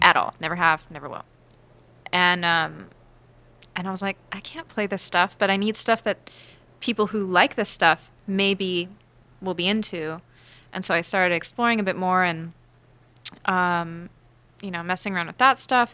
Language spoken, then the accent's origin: English; Los Angeles, California, United States; I grew up in L